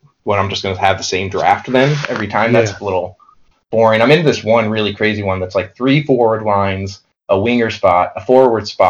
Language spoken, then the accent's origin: English; St. Louis, Missouri, United States; moved away as an adult; also born or lived in New York City; now in Hudson Valley, United States; I'm from St. Louis, and I moved to New York City in 2006. And now I'm 2 hours north in the Hudson Valley